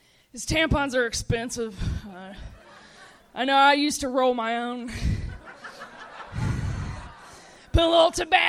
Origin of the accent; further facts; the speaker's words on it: Dayton, Ohio, United States; I'm from Dayton, Ohio.